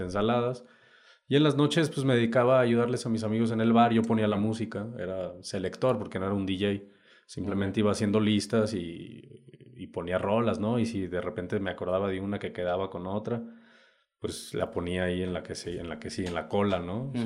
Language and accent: Spanish; Saltillo, Coahuila, Mexico; moved away as an adult; also born or lived in United States; now in Oaxaca, Mexico; yo vengo del norte, Saltillo, Coahuila, para ser exacto. Ahorita, bueno, ahí nací.